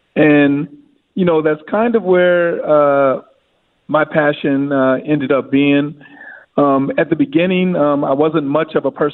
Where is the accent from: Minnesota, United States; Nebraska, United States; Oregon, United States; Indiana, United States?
Minnesota, United States; St. Paul; I was from St. Paul, and I lived in the Central neighborhood, so I knew all the players on Central.